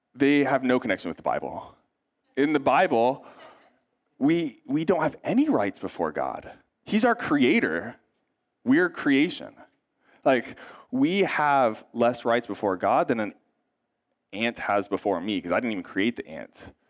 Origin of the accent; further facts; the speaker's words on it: United States; us as American Christians